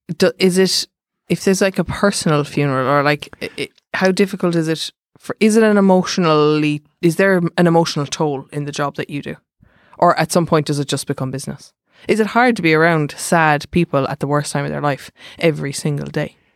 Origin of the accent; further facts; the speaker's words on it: Mallow, Munster, Ireland; now in Dublin, Ireland; I'm from Mallow, so say my grave's in Mallow